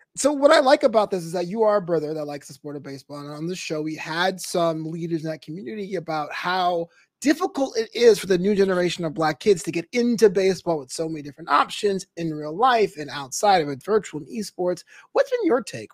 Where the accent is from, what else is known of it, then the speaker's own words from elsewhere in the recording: New York, United States; my hometown New York